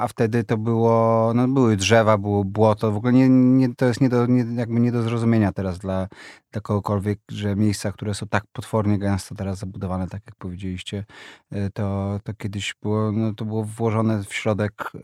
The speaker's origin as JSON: {"language": "Polish", "town": "Warsaw", "region": "Masovian Voivodeship", "country": "Poland", "tie": "born or raised there", "said": "ja się wychowałem w bloku na ulicy Herbsta 4"}